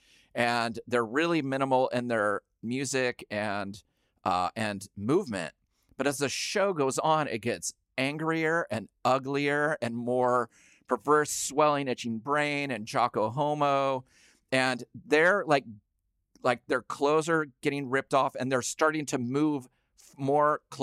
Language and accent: English; the Northwest, Pacific Northwest, United States; Growing up in the Northwest